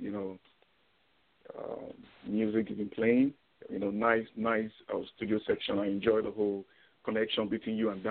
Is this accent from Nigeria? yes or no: yes; Nigeria; moved away as an adult; now in Canada; I'm Nigerian. I'm from Africa, you know, Nigeria to be particular. And I moved to Canada in 2014.